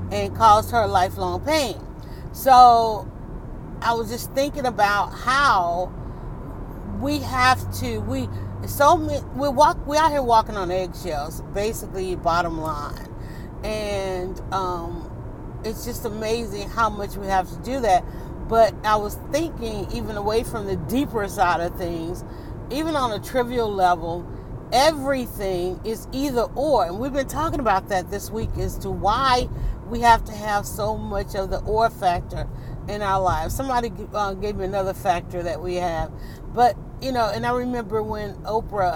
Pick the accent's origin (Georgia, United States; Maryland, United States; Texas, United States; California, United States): Georgia, United States; Atlanta; I'm from Atlanta, so I know the back roads